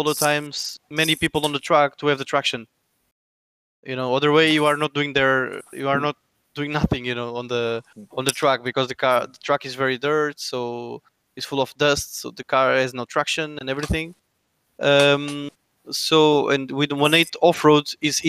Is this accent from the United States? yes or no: no; Lisbon, Portugal; I'm from Lisbon